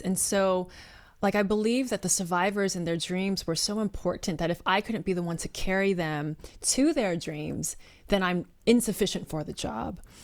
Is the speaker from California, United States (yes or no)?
yes; Bay Area, California, United States; I'm a third generation Chinese American, born and raised in the Bay Area, best area to be from